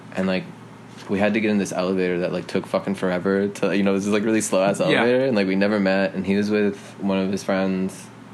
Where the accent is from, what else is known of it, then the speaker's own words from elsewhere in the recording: Denver, Colorado, United States; moved away as an adult; also born or lived in New York; I grew up in Denver, but again, like I spent my whole life kind of going in between the two.